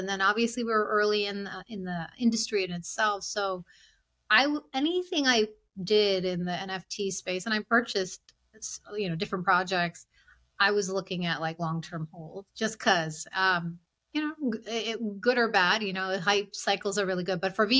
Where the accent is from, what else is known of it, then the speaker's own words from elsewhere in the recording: India; It's just, I'm from India. My husband's from Sri Lanka.